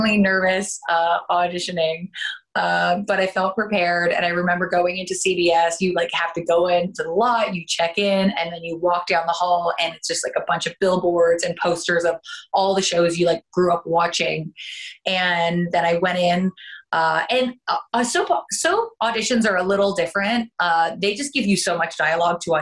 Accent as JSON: {"language": "English", "country": "Canada", "accent": "Canadian", "moved": "as an adult", "lives_now": "United States", "said": "I am originally from Canada and I ended up coming down for pilot season."}